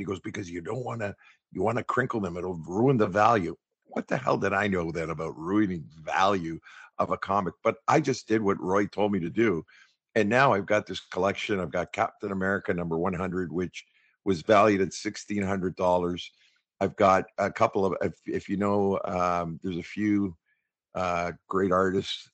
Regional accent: Toronto, Ontario, Canada; Born and raised in the West End of Toronto, around the Hyde Park area

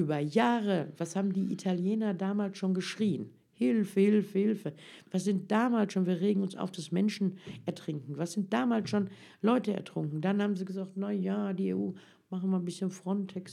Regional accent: North Rhine-Westphalia, Germany; Ich bin hier als Türke groß geworden

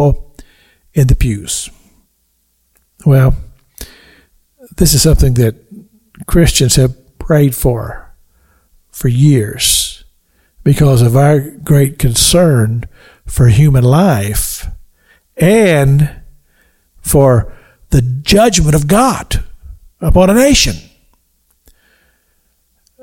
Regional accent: Kentucky, United States; now in Florida, United States; I've lived in Florida longer than I've lived in any other state, even though I'm from Kentucky.

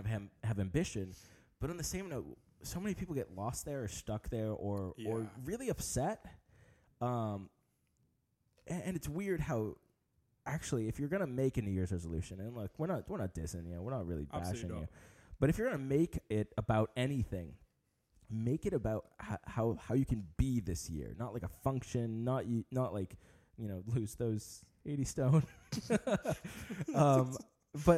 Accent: United States; I'm an American

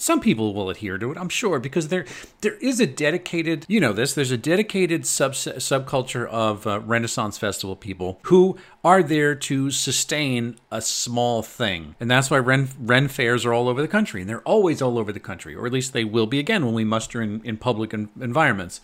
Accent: United States; as an American

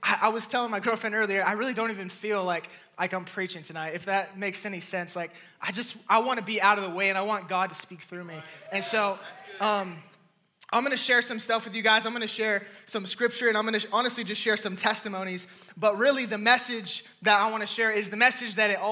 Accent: California, United States; born and raised in California

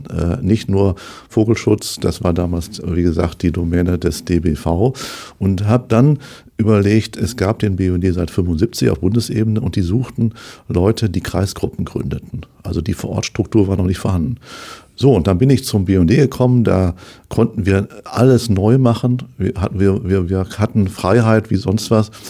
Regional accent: North Rhine-Westphalia, Germany; moved away as an adult; now in Dortmund, Germany; Ich komme aus Ostwestfalen gebürtig und war eigentlich schon, als ich in Ostwestfalen lebte

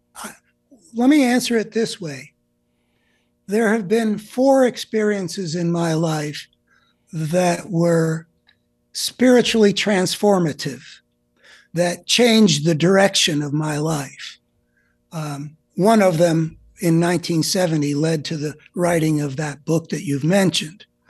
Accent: United States; growing up in America over, you know, the whole post-war period

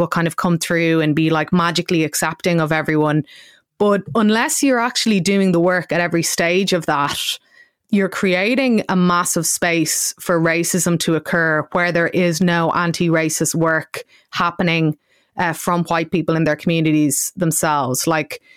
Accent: Ireland; us as white Irish people

